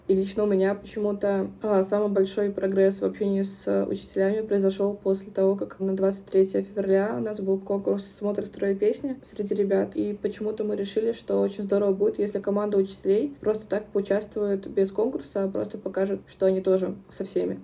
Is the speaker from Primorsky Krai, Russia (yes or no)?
no; Saint Petersburg, Russia; moved away as an adult; now in Yamalo-Nenets Autonomous Okrug, Russia; я из Санкт-Петербурга